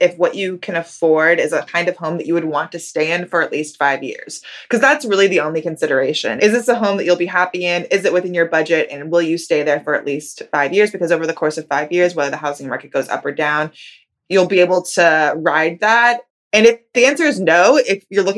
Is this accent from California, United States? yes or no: yes; California, United States; I grew up in California